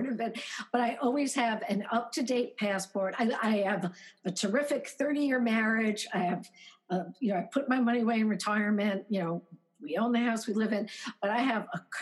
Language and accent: English; New York City, New York, United States; moved away as an adult; also born or lived in London; now in Connecticut, United States; I grew up in Brooklyn. I just lived in London.